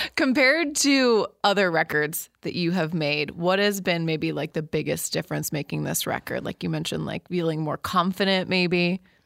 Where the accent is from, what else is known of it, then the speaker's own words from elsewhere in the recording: central Illinois, United States; I'm from central Illinois